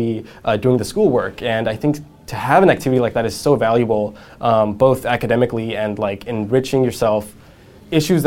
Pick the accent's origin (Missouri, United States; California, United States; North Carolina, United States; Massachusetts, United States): California, United States; San Jose; I grew up in San Jose